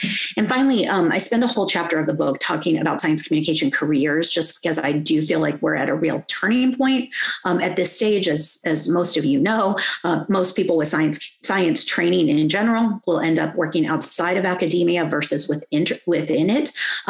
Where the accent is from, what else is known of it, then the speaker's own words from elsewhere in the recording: Hawaii, United States; I'm Kanaka Aoi, and I do science because I am Hawaiian.